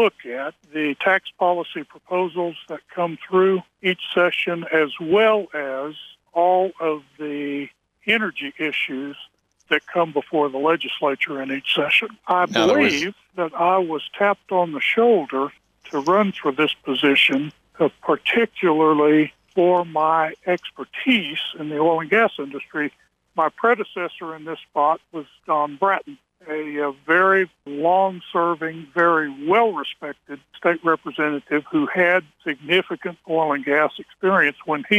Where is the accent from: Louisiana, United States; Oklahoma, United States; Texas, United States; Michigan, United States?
Louisiana, United States; moved away as an adult; now in New Mexico, United States; I was transplanted from South Louisiana to Southern New Mexico some 40 years ago with a major oil company as a part of their engineering group